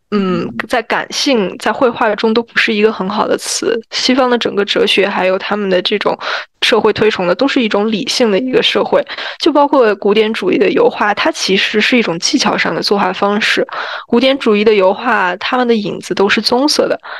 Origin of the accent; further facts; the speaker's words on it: China; 我们中国人